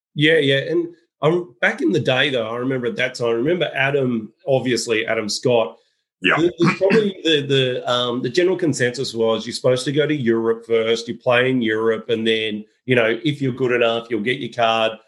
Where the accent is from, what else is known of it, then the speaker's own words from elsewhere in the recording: Australia; As an Australian